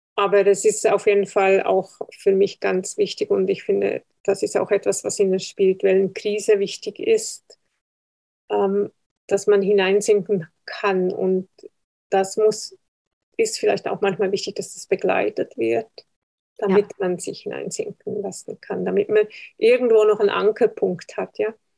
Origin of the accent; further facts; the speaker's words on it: Switzerland; ich bin Schweizer